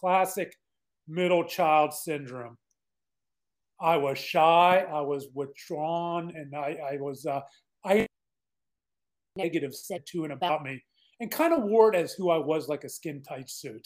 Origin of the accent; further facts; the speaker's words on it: Pittsburgh, Pennsylvania, United States; now in Dallas, United States; I was born and raised in Pittsburgh, Pennsylvania, a little suburb called Mount Lebanon